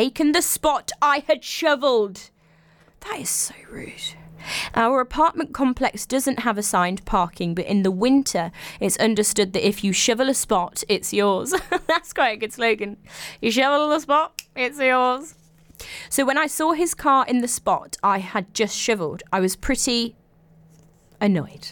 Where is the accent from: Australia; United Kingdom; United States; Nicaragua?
United Kingdom; England; I'm English